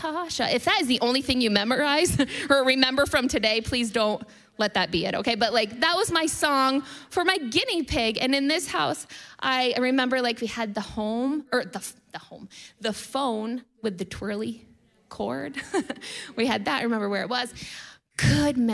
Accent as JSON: {"language": "English", "country": "United States", "said": "I'm American"}